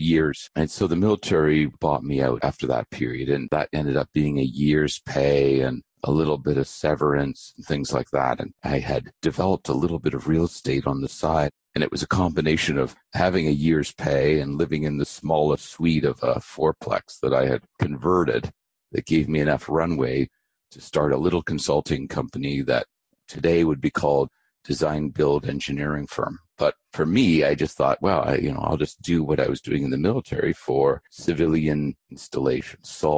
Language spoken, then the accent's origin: English; Abbotsford, British Columbia, Canada; born or raised there; also born or lived in Vancouver, British Columbia